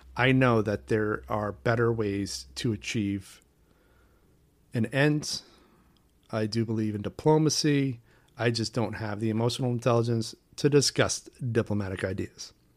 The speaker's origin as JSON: {"language": "English", "town": "Portland", "region": "Maine", "country": "United States", "tie": "born or raised there", "said": "my hometown of Portland, Maine"}